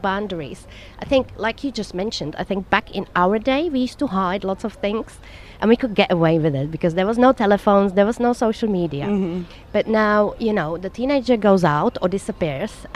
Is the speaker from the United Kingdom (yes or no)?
no; Prague, Czechia; now in Dubai, United Arab Emirates; I come from Prague, Czech Republic, which was communist country